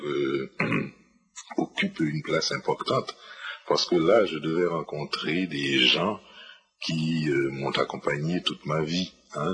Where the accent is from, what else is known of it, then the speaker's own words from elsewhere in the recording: Port-au-Prince, Ouest, Haiti; je suis né à Port-au-Prince le 19 février 1940